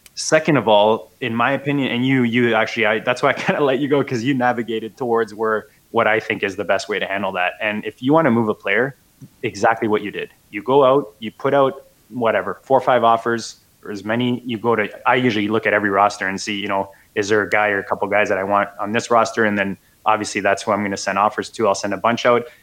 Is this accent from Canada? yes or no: yes; Canada; as a Canadian